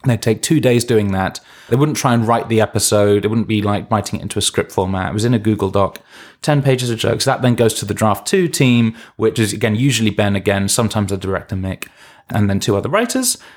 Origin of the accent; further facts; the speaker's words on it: London, United Kingdom; I'm from London